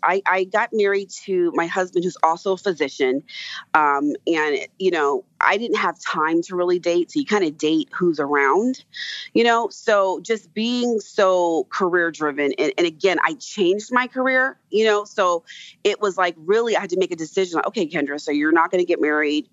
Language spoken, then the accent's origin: English; California, United States; moved away; also born or lived in East Coast; California is originally where I'm from